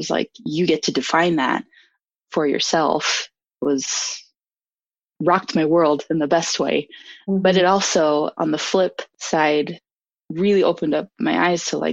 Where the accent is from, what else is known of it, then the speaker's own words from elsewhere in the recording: Logan, Utah, United States; now in Salt Lake City, United States; I grew up in Logan, Utah, really small town